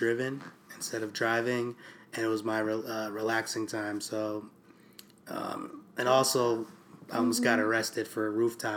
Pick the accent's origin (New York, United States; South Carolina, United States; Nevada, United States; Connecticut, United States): New York, United States; Poughkeepsie; moved away as an adult; now in New York City, United States; I grew up in Poughkeepsie, New York